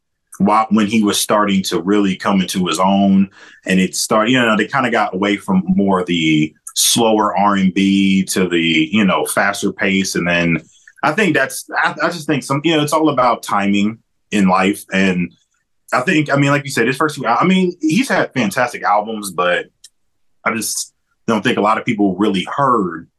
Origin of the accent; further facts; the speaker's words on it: Canton, Ohio, United States; also born or lived in Akron, Ohio; I'm actually originally from Canton. I just, stay in Akron right now.